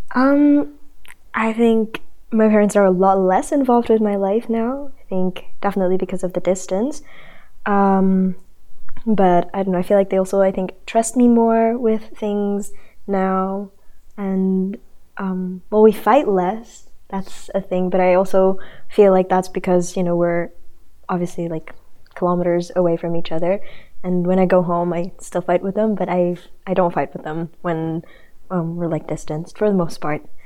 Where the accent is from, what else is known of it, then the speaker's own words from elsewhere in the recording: Indonesia; moved away; I'm from Indonesia, and I'm a second year residential student